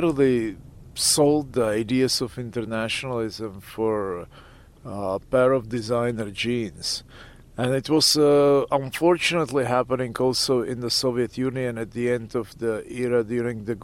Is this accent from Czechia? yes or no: yes; Pilsen, Plzeň Region, Czechia; moved away; also born or lived in Leningrad, Russia; I was born in Leningrad. I lived there for some time as a child, but then I grew up in Czechoslovakia, which used to be Czechoslovakia, and now it's Czech Republic